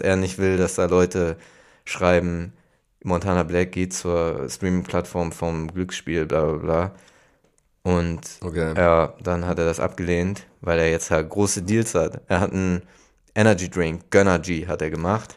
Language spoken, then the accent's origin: German; Hamburg, Germany; ich komme aus Hamburg